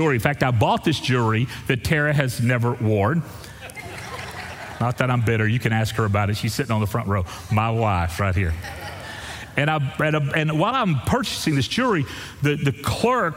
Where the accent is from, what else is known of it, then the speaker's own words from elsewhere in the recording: Texas, United States; I'm from Texas